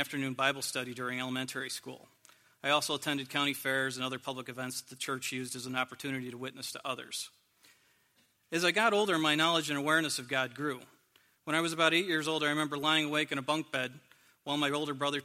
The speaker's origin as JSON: {"language": "English", "area": "a small town near Corning", "region": "New York", "country": "United States", "tie": "born or raised there", "moved": "yes", "said": "I'm originally from a small town near Corning, New York, and when I was growing up, I was the youngest in my family"}